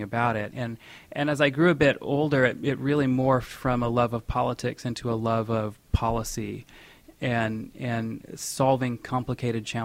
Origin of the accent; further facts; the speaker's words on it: West Michigan, United States; moved away as an adult; now in New York City, United States; I grew up in West Michigan